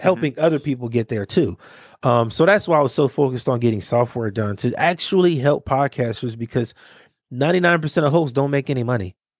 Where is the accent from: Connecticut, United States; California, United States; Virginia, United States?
California, United States; Los Angeles; growing up in Watts